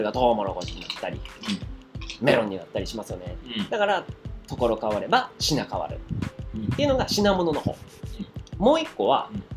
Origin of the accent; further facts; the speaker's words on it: Osaka, Japan; 俺大阪人。